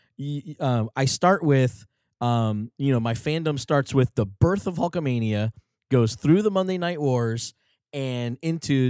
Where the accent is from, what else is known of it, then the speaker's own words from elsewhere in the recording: New Jersey, United States; we grew up in New Jersey